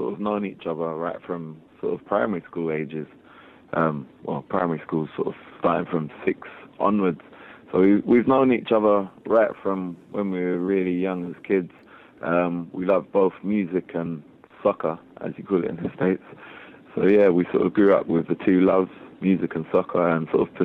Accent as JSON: {"language": "English", "region": "London", "country": "United Kingdom", "tie": "born or raised there", "said": "We grew up in East London, and we were surrounded by so many different cultures"}